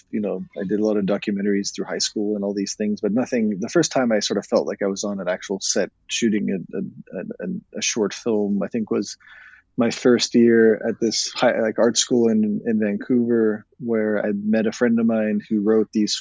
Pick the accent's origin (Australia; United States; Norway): Norway; moved away; I was from Norway originally